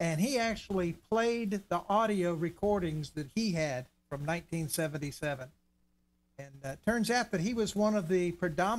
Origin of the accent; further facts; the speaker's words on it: Miami, Florida, United States; I grew up in Miami